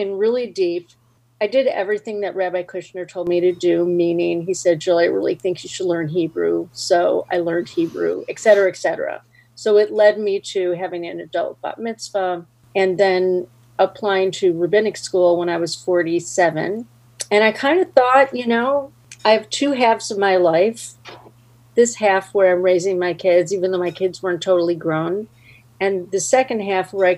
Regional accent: Skokie, Illinois, United States; I grew up in Skokie, Illinois.

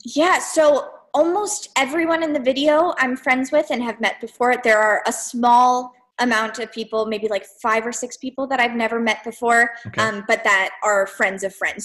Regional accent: South Florida, United States; moved away as an adult; now in Boston, United States; I grew up in South Florida

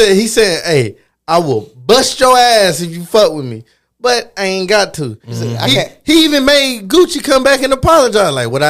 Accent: the South, United States; I'm a Southerner

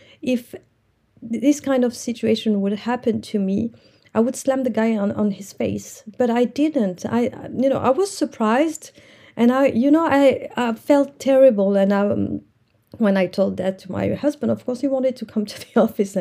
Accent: Morocco; English is a second language; I'm from Morocco

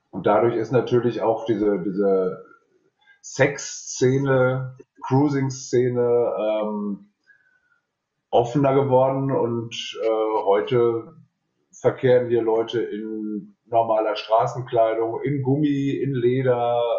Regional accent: North Rhine-Westphalia, Germany; now in Cologne, Germany; Ich bin aus dem Ruhrgebiet auch Ende, Mitte, Ende der 90er nach Köln gekommen, habe 96 das erste Mal hier im Hans angefangen zu arbeiten und bin dann hier hängen geblieben eigentlich.

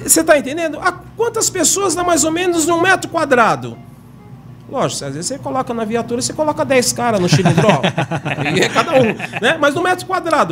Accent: São Paulo, Brazil; eu sou de São Paulo, mas tô morando aqui

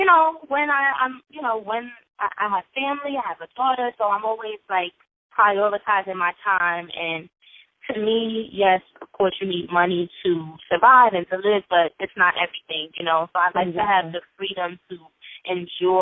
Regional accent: New York City, New York, United States; also born or lived in Las Vegas, Nevada; I grew up in Brooklyn, New York, born in Vegas

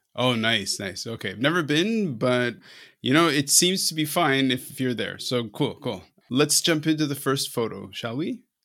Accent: Canada; I'm Canadian

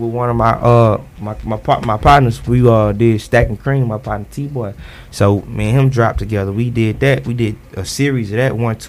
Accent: Houston, Texas, United States; I'm from Houston

